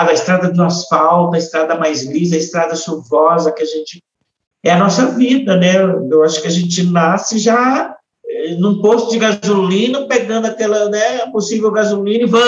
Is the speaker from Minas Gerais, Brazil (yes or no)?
no; Ponta Grossa, Paraná, Brazil; Eu, como eu falei para você, eu vim de Ponta Grossa, que lá meu pai já vinha de uma estrada de lá do interior de Minas para conseguir um lugar melhor para os filhos estudarem